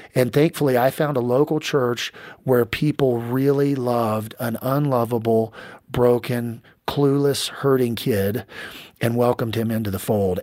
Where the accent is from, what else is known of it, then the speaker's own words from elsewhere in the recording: Kansas, United States; ended up back in my hometown in Kansas